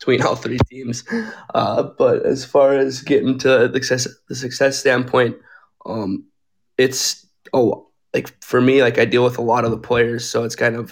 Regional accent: Northern Minnesota, United States; now in Arizona, United States; I'm from Northern Minnesota too

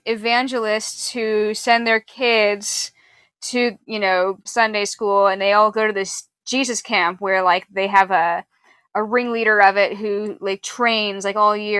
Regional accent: Pacific Northwest, United States; I'm from Pacific Northwest.

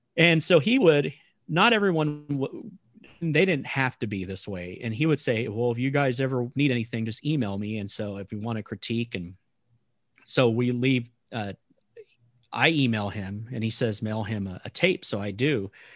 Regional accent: Texas, United States; moved away as an adult; now in Kansas, United States; I'm from Texas.

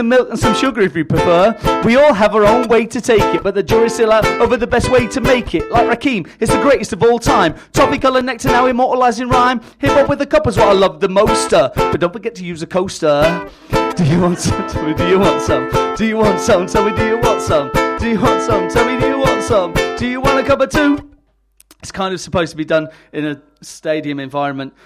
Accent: Pontefract, Yorkshire and the Humber, United Kingdom; I'm from Yorkshire, and my growing up was kind of in the ghettos of Pontefract.

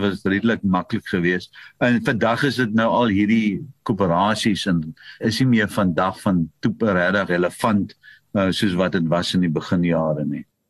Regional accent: Paarl, Western Cape, South Africa; ek is gebore op Fairview. Ek is die eerste kind van my pa, die oudste seun en ek is gebore in die plaashuis

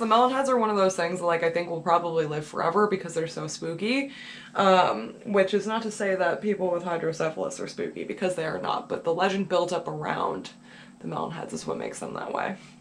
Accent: New Hampshire, United States; I'm from New Hampshire, I'm from New England.

